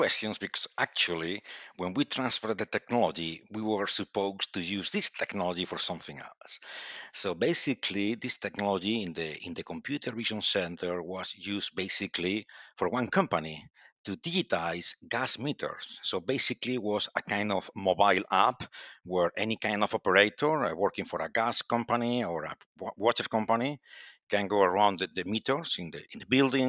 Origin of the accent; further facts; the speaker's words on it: Santiago de Compostela, Galicia, Spain; English is a second language; And well, as you say, I'm from Spain and Galician, actually. And I born in Santiago de Compostela, the beautiful city of Santiago de Compostela.